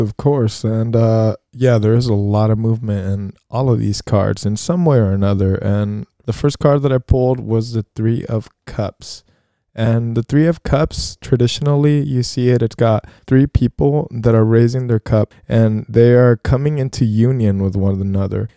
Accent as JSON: {"language": "English", "country": "United States", "said": "being American, firstly, and having grown up in a society that really doesn't value our diversity"}